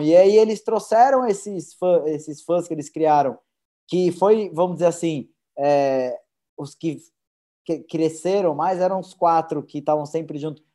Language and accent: Portuguese; Brazil; a gente como brasileiro